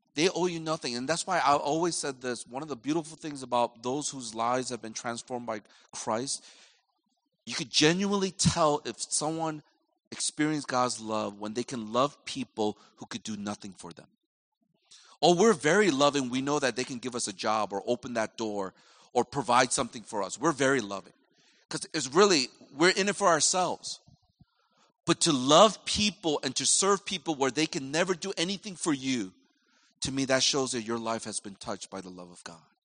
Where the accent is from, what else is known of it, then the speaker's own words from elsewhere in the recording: United States; I'm from America